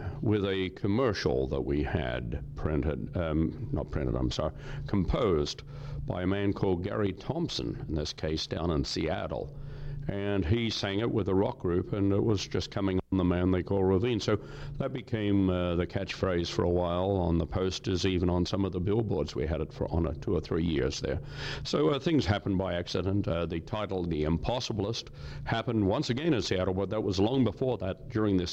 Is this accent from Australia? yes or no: yes; Australia; now in Canada; I'm a Canadian citizen. I took out citizenship. I'm an Australian. I was born in Australia many, many years ago